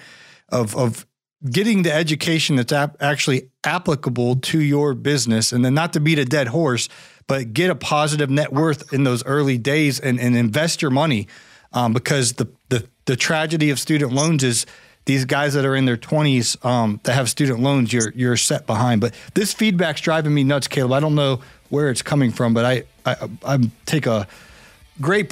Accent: Ohio, United States; I'm from Ohio

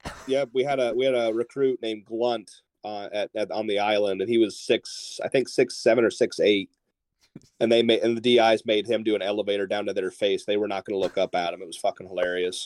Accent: Northeast Ohio, United States; moved away; I grew up in Northeast Ohio, so Columbus was two hours from where I used to live

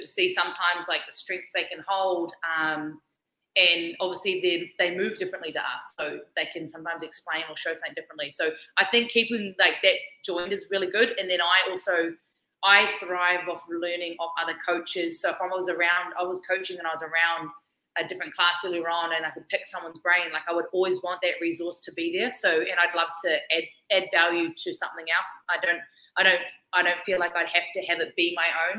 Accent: New Zealand; I'm Kiwi.

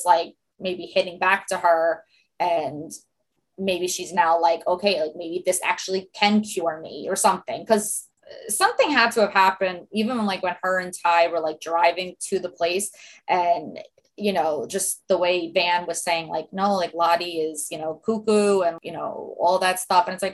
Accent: New York, United States; accent: heavy New York accent; I'm a New Yorker like you guys

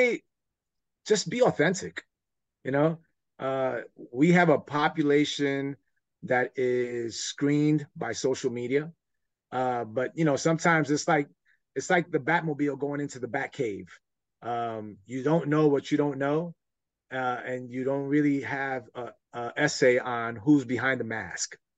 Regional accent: New York City, New York, United States; growing up in New York

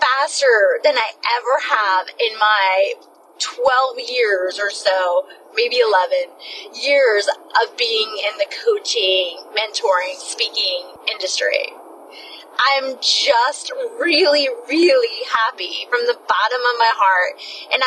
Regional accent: New Smyrna Beach, Florida, United States; moved away; also born or lived in Georgia; my hometown in New Smyrna Beach

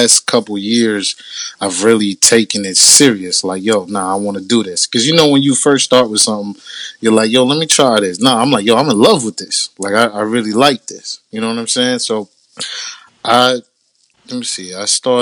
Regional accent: Boston, Massachusetts, United States; I'm originally from Mattapan, Boston.

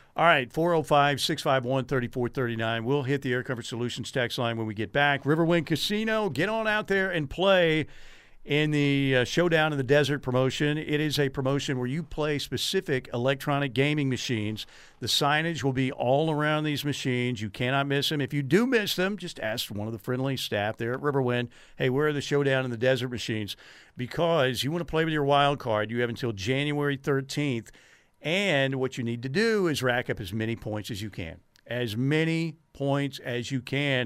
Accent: Norman, Oklahoma, United States; I was born in Norman. I can remember cheers coming from the stadium when I was playing, out playing as a kid when I was, like, three or four years old

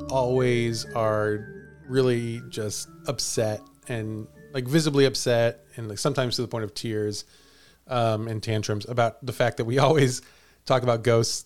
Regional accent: Villa Ridge, Missouri, United States; moved away; I grew up in Villa Ridge, Missouri, which is, you could call it one town over, although Villa Ridge is unincorporated, technically speaking.

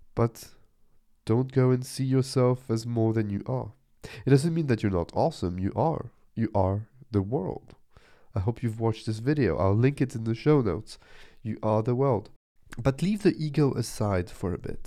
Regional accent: Nice, Provence-Alpes-Côte d'Azur, France; I'm from the beach, I'm from the sea, I'm from Nice in the south of France

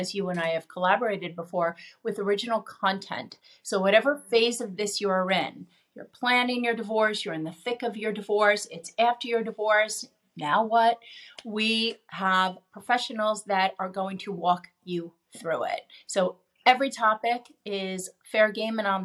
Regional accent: New York, United States; I'm a New Yorker.

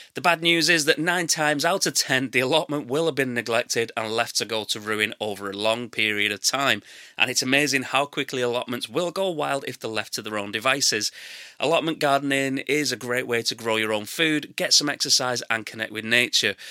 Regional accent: England, United Kingdom; I'm English and that's how we say it

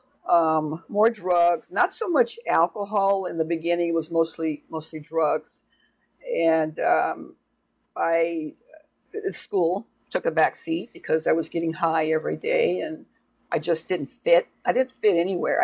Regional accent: Oakland, California, United States; I grew up in Oakland, California

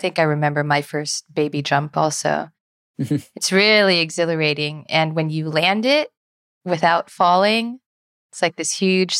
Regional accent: California, United States; we're both from California.

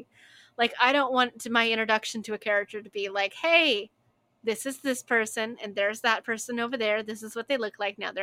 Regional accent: United States

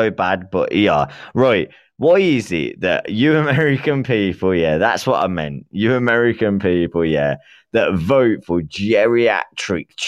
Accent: England, United Kingdom; I'm from the man. UK, man. I'm from England, man. Not from Alabama.

